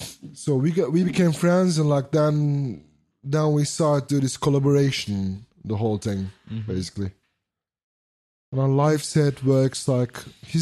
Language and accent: English; Vienna, Austria; We're both from Vienna